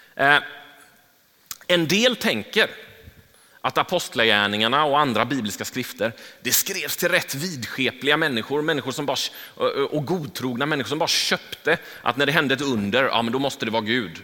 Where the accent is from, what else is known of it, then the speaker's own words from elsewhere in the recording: Gothenburg, Västra Götaland, Sweden; jag är uppvuxen i Angered. Jag, jag eh, har gått i skola i Angered